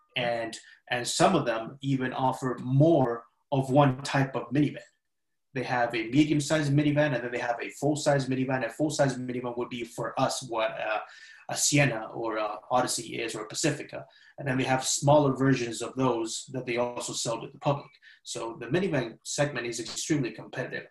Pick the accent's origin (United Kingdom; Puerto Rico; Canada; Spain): Spain; now in United States; growing up in Spain